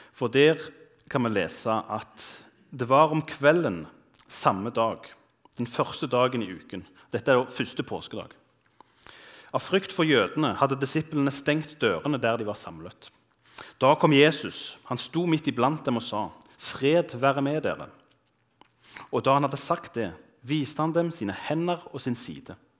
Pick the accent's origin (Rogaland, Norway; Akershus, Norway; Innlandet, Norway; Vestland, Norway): Rogaland, Norway; Bryne; moved away as an adult; now in Bergen, Norway; jeg er fra Bryne, som er litt sør for Stavanger